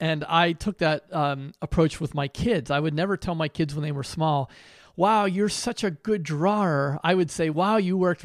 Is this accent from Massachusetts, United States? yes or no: no; Pittsburgh, Pennsylvania, United States; I grew up in Pittsburgh, and I went to the University of Pittsburgh